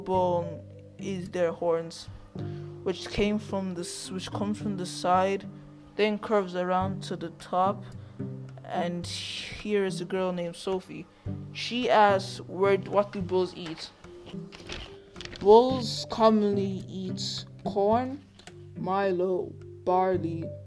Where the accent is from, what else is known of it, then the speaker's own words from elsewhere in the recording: Ireland; I'm from Ireland